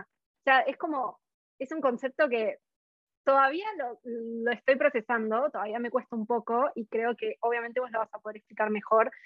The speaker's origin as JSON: {"language": "Spanish", "country": "Argentina", "moved": "yes", "lives_now": "Australia", "said": "yo soy de Argentina"}